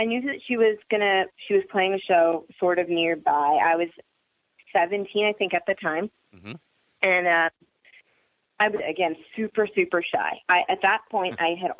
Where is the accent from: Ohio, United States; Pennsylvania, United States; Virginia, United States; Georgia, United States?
Pennsylvania, United States; Philadelphia; I grew up until I was 15. I lived in Northeast Philadelphia, and then we moved to a suburb about an hour north